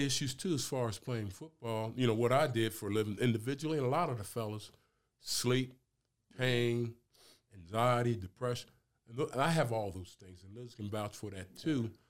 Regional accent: Camden, New Jersey, United States; moved away as an adult; also born or lived in Kentucky; I'm from New Jersey, Camden, New Jersey

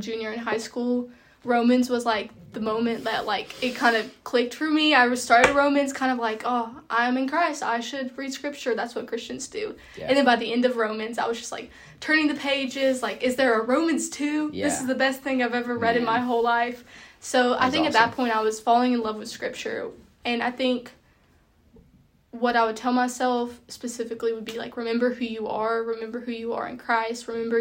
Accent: Alabama, United States; I grew up in Alabama

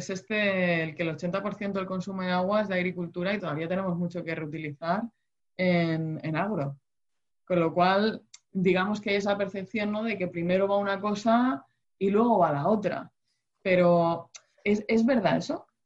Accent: Spain; En el caso de España, que somos la huerta de Europa y demás

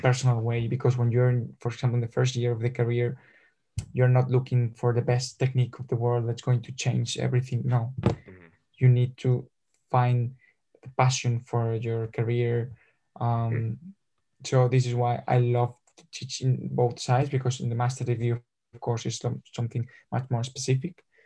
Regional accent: Madrid, Community of Madrid, Spain; English is a second language; I'm from Madrid

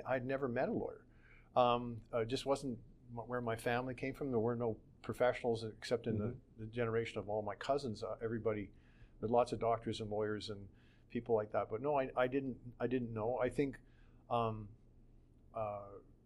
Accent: Calgary, Alberta, Canada; also born or lived in Edmonton, Canada; I lived my whole life basically in Calgary

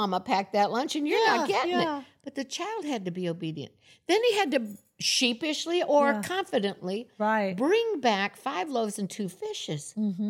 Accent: Florida, United States; And I came from Florida, and in the South, you say y'all all the time.

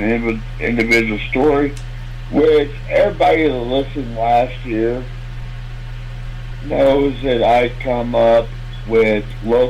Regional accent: Camdenton, Missouri, United States; Amphitheater in Campton on Tuesday, June 4th. Here in my hometown.

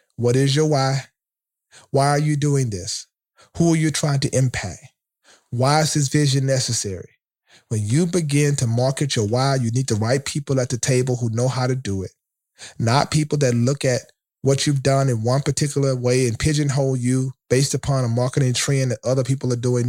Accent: Shreveport, Louisiana, United States; my hometown of Shreveport, Louisiana

